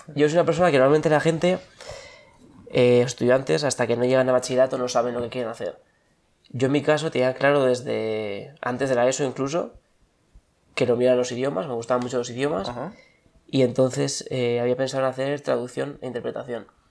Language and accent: Spanish; Bilbao, Basque Country, Spain; moved away as an adult; also born or lived in Madrid; nací en Bilbao y aquí estoy. Aunque estuve una temporada afuera.